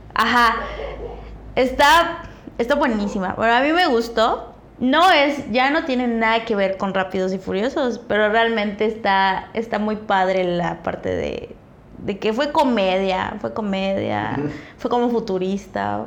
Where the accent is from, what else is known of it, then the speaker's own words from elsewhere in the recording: Chetumal, Quintana Roo, Mexico; de donde soy, ¿no? De Chetumal